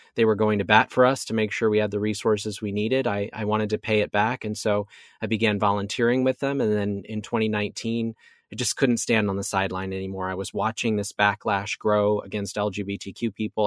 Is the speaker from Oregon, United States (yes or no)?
yes; Oregon, United States; moved away as an adult; now in Orlando, United States; my home state of Oregon